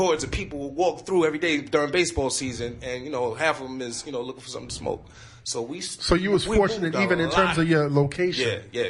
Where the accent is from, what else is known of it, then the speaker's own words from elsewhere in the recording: New York City, New York, United States; also born or lived in North Carolina; I'm from Astoria Projects.